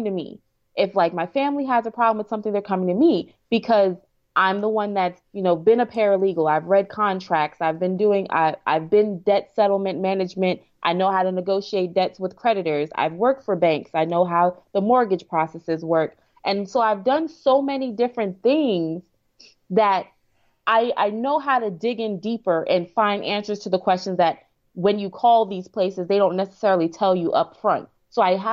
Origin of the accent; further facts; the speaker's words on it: New York, United States; also born or lived in Maryland / Virginia; now in Houston, United States; I'm originally from New York.